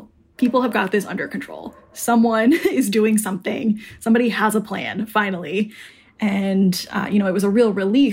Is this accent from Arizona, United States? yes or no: yes; Arizona, United States; now in Brooklyn, United States; I'm from Arizona.